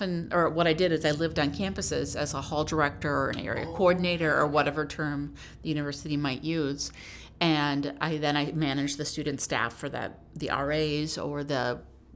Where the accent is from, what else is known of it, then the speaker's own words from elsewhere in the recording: Neenah, Wisconsin, United States; also born or lived in Kenosha / Oklahoma / New Jersey / Kansas City; I grew up in Neenah